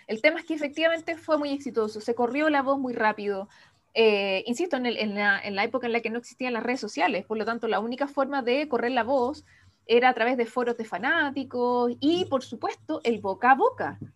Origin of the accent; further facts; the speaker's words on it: Chile; sigo siendo la chilena más joven en firmar un contrato de edición internacional